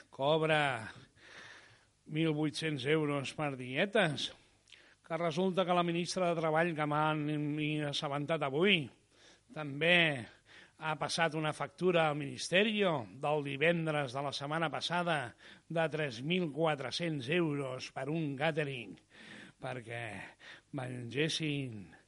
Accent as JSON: {"language": "Catalan", "region": "Catalonia", "country": "Spain"}